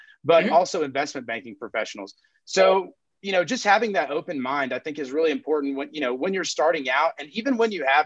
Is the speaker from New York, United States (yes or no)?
no; Texas Panhandle, United States; I'm from the Texas Panhandle.